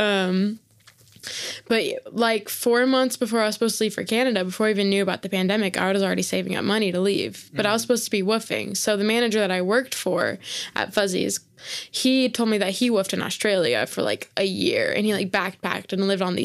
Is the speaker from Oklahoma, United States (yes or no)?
yes; Oklahoma, United States; born or raised there